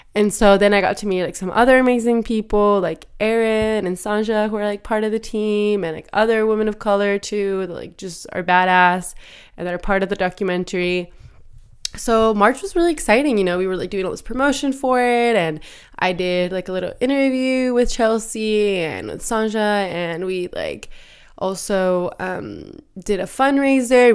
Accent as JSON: {"language": "English", "region": "Michoacán", "country": "Mexico", "tie": "born or raised there", "also_born_or_lived": "Oregon, United States", "moved": "yes", "lives_now": "Seattle, United States", "said": "growing up in Michoacan, you know, like, we were outdoors, but, like, Michoacan doesn't have snow"}